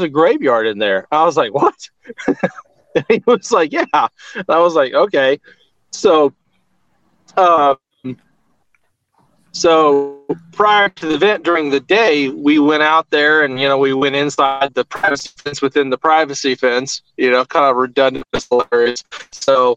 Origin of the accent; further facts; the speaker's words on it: Southern Indiana, United States; I was born and raised in Southern Indiana.